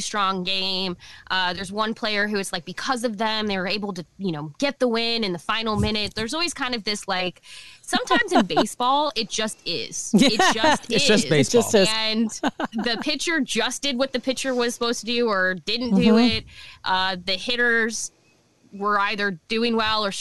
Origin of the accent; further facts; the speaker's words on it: Omaha, Nebraska, United States; also born or lived in Lincoln, Nebraska; I was born and raised in Omaha and good old Omaha, Nebraska.